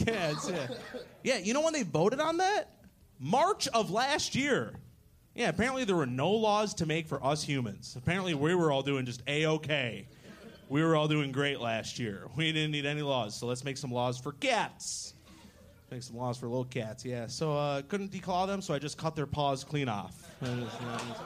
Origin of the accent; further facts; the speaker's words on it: Michigan, United States; now in Austin, United States; I come from Michigan